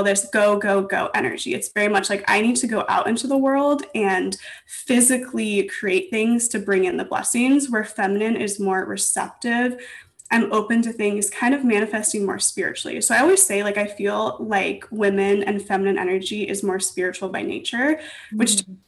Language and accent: English; Los Angeles, California, United States; also born or lived in Santa Barbara / New York; I was actually born and raised in Los Angeles, and I live here now